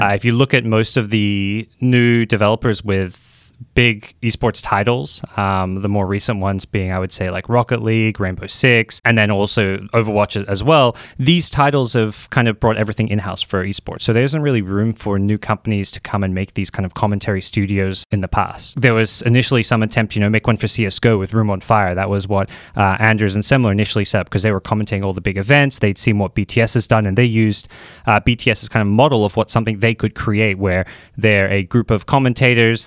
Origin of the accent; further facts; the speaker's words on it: Australia; moved away as an adult; now in United States; I'm an Australian Dota two commentator